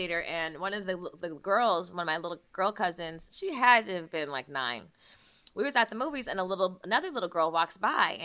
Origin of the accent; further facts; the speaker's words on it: the Valley, California, United States; we're from the Valley, so I went to school, like, we're like one of three black people